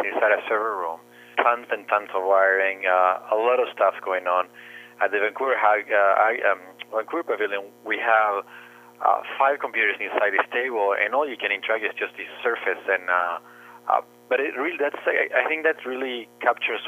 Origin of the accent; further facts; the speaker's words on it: Uruguay; moved away as an adult; now in Canada; my background is I'm from Uruguay, and I started working when I was very young.